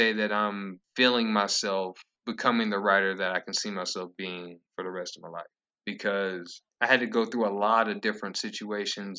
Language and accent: English; Lenoir, North Carolina, United States; growing up in Lenore